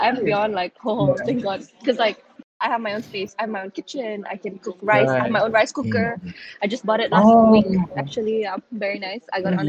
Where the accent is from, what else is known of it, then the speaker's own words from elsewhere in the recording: Brunei; moved away as an adult; now in Indonesia; I was born in Indonesia, but I moved when I was 3. So, yeah, I was in Brunei for quite a while.